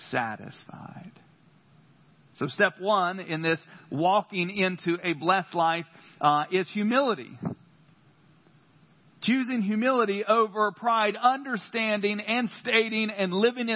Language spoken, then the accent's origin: English; North Carolina, United States; accent: country; I am from North Carolina